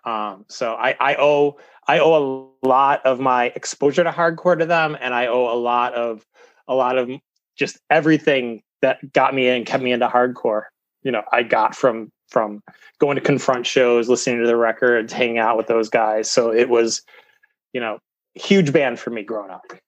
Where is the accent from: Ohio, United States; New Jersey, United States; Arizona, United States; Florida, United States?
Ohio, United States; Cleveland; I'm Clevo. I'm from Cleveland.